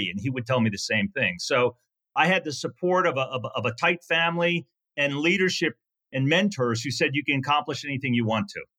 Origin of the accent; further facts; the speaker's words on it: Virginia, United States; Uh, it was great. I was the youngest of four kids, the only son.